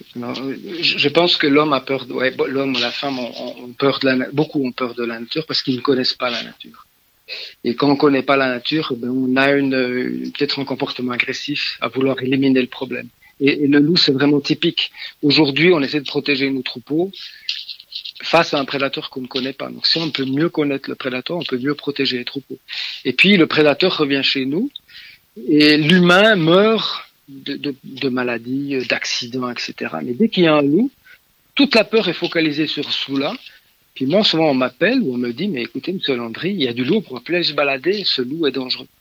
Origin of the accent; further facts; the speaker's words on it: Switzerland; je suis suisse